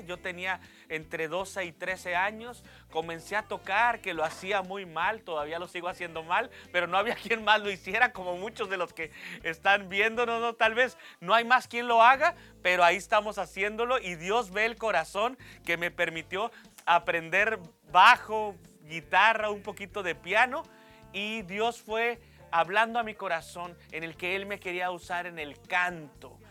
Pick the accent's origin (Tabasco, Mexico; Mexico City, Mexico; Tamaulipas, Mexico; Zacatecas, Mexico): Tamaulipas, Mexico; Reynosa; also born or lived in Nuevo Laredo, Tamaulipas; nace de una ciudad que muy pocos conocen, que se llama Nuevo Laredo, Tamaulipas, pero a los tres años llegué a lo que es la ciudad de Reynosa